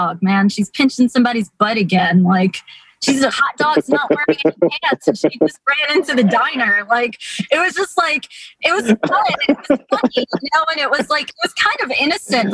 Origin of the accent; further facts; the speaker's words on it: New York, United States; growing up in New York